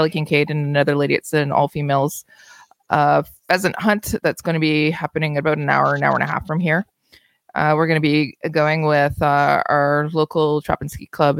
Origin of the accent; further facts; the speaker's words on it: Kingston, Ontario, Canada; my hometown of Kingston